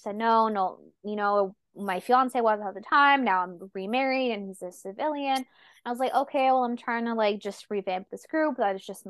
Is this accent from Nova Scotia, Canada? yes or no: yes; Nova Scotia, Canada; moved away; I'm originally from Nova Scotia, 3 hours from Halifax and a small French Acadian town.